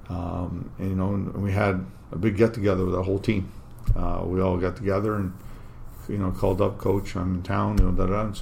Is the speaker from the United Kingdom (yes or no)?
no; Windsor, Ontario, Canada; Yeah, I grew up here in Windsor.